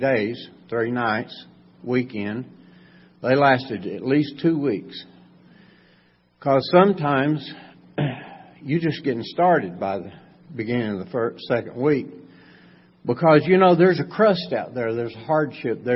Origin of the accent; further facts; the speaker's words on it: Macon County, North Carolina, United States; I was raised right here in Macon County.